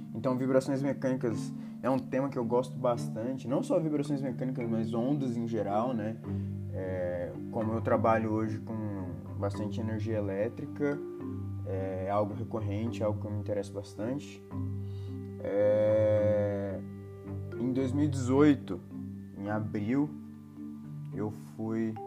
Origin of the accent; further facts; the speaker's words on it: Naviraí, Mato Grosso do Sul, Brazil; moved away as an adult; also born or lived in Cornélio Procópio, Paraná; now in Brasília, Brazil; eu moro em Brasília atualmente, sou de Naviraí, Mato Grosso do Sul.